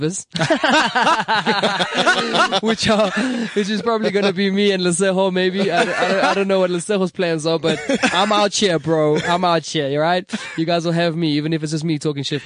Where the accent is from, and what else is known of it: South Africa